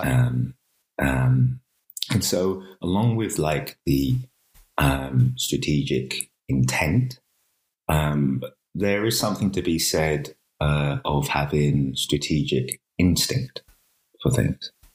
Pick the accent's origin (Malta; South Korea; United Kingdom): United Kingdom; we grew up in Thatcher's Britain